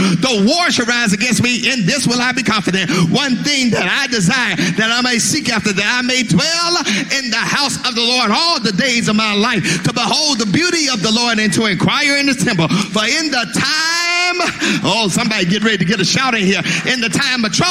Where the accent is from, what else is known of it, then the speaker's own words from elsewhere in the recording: Mississippi, United States; I'm from Mississippi